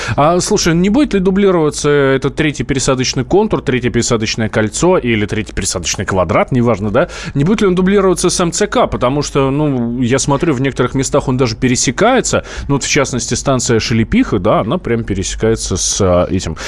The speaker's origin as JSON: {"language": "Russian", "region": "Moscow", "country": "Russia", "said": "мы как москвичи"}